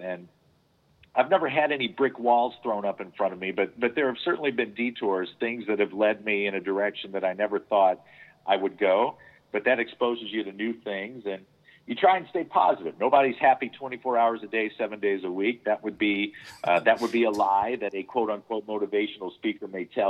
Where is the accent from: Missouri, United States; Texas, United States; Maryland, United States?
Missouri, United States; St. Louis; I grew up in St. Louis, and as a child, I used to go see a lot of shows there at the Fox